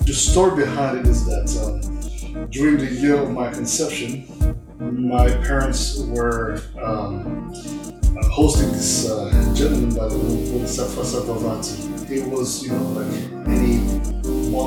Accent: Bria, Haute-Kotto, Central African Republic; moved away as an adult; also born or lived in Bangui, Central African Republic; I was born in Bangui. It's actually the capital city of the Central African Republic, which is the name of the country, Central African Republic, in the heart of Africa. And I was raised in Bria

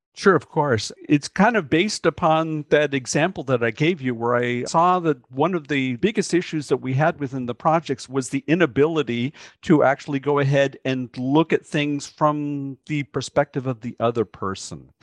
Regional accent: United States; growing up in the United States where people come from everywhere

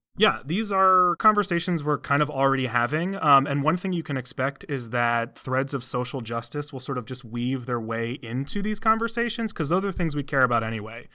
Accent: Cleveland, Ohio, United States; I hail from and currently live in the Cleveland area

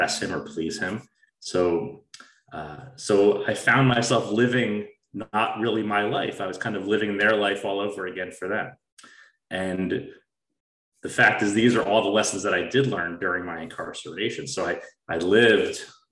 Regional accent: New Jersey, United States; I grew up in New Jersey, a suburb of New York City, to a very solid family

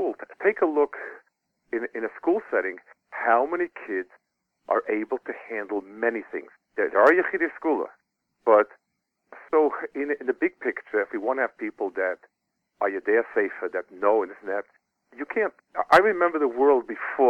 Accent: United States; now in Israel; I grew up in America

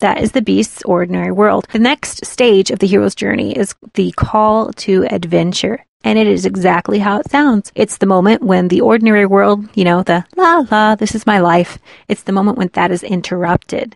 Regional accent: United States; we as Americans

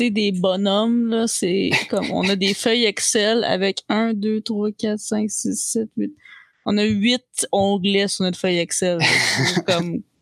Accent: Italy; French is a second language; Je suis italienne et j'ai 26 ans. Je ferai pas d'accent tout le long parce que...

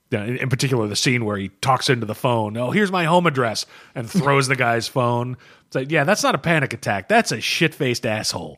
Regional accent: United States; I'm an American

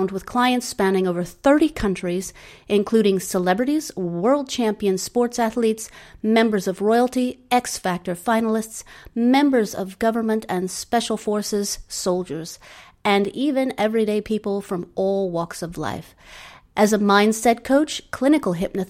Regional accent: Suffolk, near Bury St Edmunds, East of England, United Kingdom; moved away; I grew up in East Anglia, Suffolk, near Bury St. Edmunds

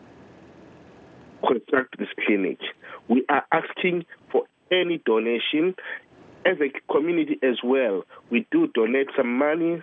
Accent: Gwanda North, Matabeleland South, Zimbabwe; now in United Kingdom; I come from Tambashogo in Kwanda North.

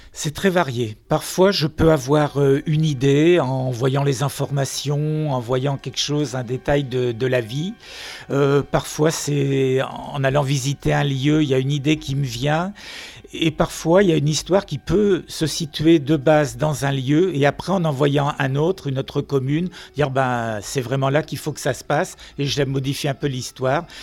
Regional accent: Finistère, Brittany, France; C'est vrai que je n'habite pas Nantes, je suis du Finistère

